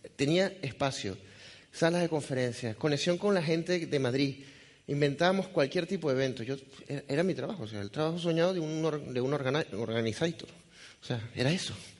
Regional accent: Venezuela; accent: Venezuelan; moved away; also born or lived in Galicia; soy venezolano de nacimiento, por eso el acento, aunque es difícil de decir de qué parte, pero soy gallego de corazón

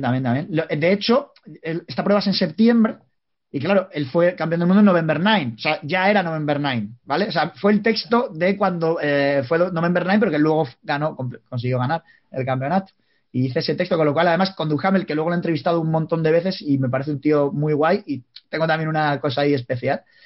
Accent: Palencia, Castile and León, Spain; somos de Palencia

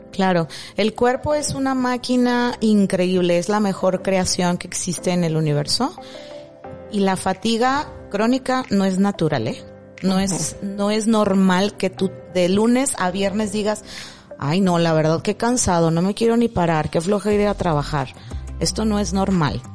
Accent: Mexico; estábamos como mexicanos

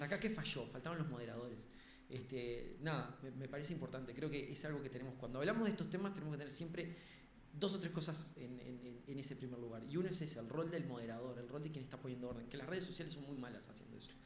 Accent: Uruguay

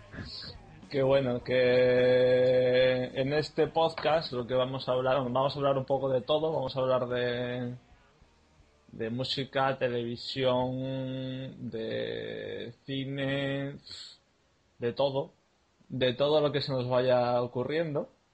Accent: Málaga, Andalusia, Spain; En mi carnet pone que soy de Málaga

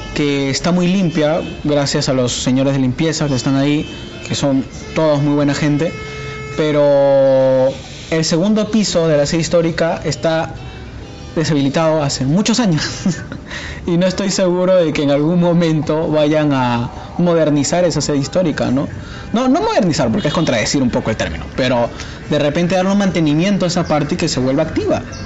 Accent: Peru; como peruano, yo quiero ser censado porque soy parte del Perú

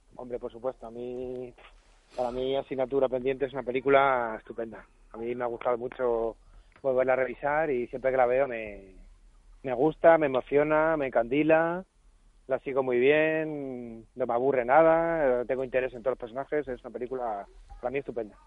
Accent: Madrid, Community of Madrid, Spain; es en Madrid de mi, de mi niñez.

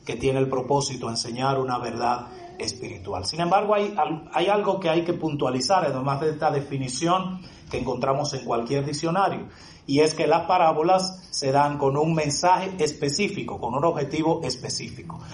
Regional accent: Dominican Republic

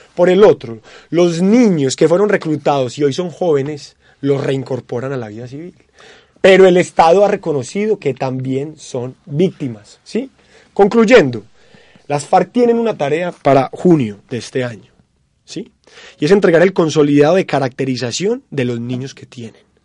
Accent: Colombia; Nosotros como colombianos

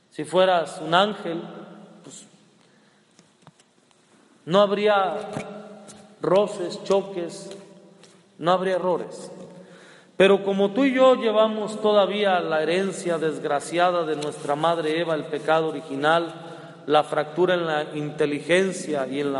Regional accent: Culiacán, Sinaloa, Mexico; cuando digo que soy de Culiacán, que soy de Sinaloa

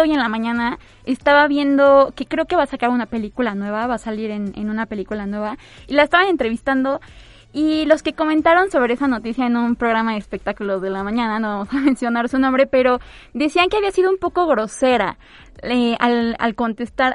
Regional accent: Mexico; como mexicanos y mexicanas

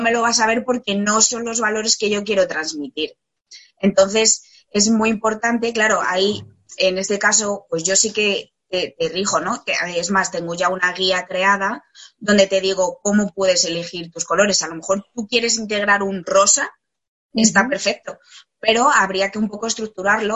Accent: Spain; moved away as an adult; also born or lived in Australia; me fui a, vivir fuera de España

